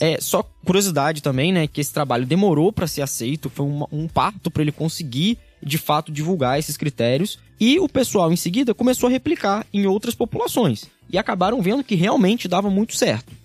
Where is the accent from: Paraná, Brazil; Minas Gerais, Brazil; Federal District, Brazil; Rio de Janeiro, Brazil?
Rio de Janeiro, Brazil; interior of; moved away as an adult; now in São Paulo, Brazil; eu sou do interior do Rio de Janeiro, vim aqui para São Paulo